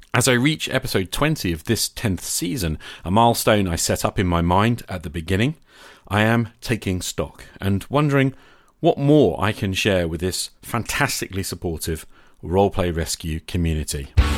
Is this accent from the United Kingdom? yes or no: yes; United Kingdom; I'm a British high school teacher